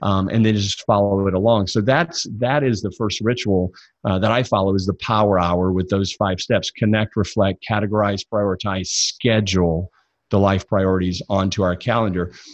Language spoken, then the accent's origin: English; Jackson, Mississippi, United States; I grew up in the Bible Belt, uh, born and raised in Jackson, Mississippi